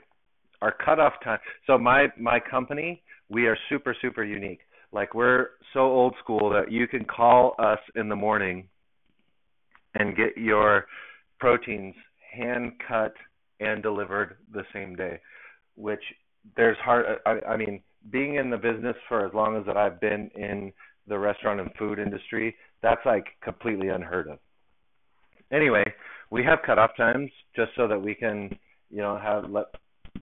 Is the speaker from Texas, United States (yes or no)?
no; Southern California, United States; I grew up in Southern California